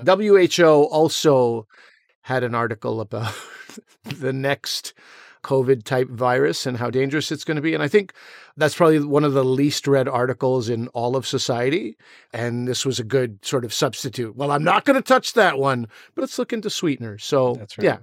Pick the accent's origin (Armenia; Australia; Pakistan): Pakistan; as a Pakistani, you know, as a South Asian